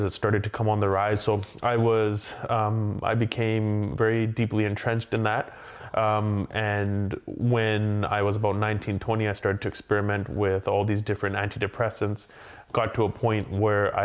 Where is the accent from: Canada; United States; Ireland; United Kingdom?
Canada; Abbotsford, British Columbia; first language English; So I grew up in Abbotsford, and family was, they came from India